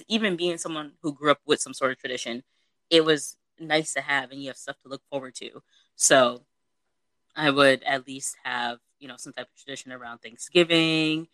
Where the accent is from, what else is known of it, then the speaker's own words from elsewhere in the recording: United States; growing up in America, you're Americanized